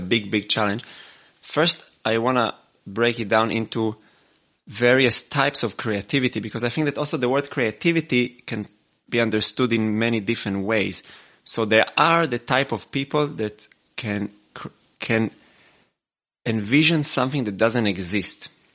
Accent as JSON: {"language": "English", "country": "Israel", "tie": "born or raised there", "moved": "as an adult", "lives_now": "Austria", "said": "I was born in Israel and I, and now I, have been living in Austria for 12 years"}